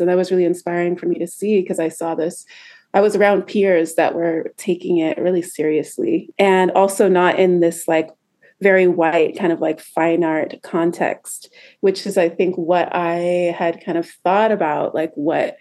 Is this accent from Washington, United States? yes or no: yes; Seattle, Washington, United States; moved away as an adult; also born or lived in New York; I am originally from Seattle, Washington. That's where I grew up